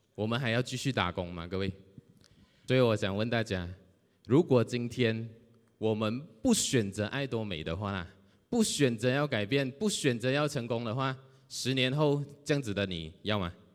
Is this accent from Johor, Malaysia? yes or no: yes; Johor Bahru, Johor, Malaysia; 我来自柔佛新山